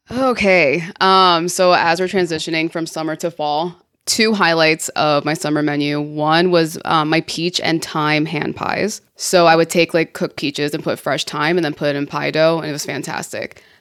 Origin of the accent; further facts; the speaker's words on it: Miami, Florida, United States; also born or lived in San Juan, Puerto Rico; growing up in Miami in the nineties